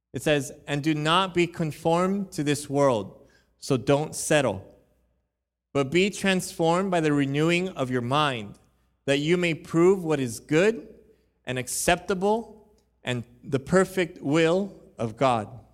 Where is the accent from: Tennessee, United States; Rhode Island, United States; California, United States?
California, United States; Huntington Park; I was born in Huntington Park. I know what those, um, neighborhoods are like. I know what growing up there can possibly mean